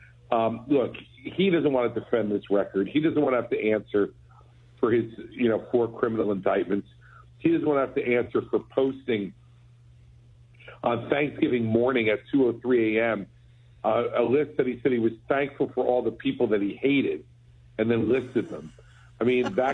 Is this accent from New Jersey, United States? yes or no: yes; New Jersey, United States; New Jersey, my home state